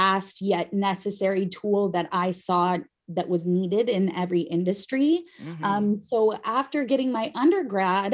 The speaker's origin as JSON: {"language": "English", "region": "Idaho", "country": "United States", "tie": "born or raised there", "said": "Growing up in Idaho"}